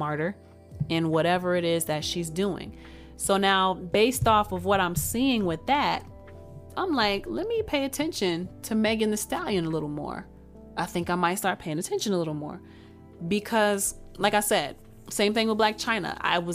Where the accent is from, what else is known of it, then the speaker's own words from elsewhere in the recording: Texas, United States; I'm from Texas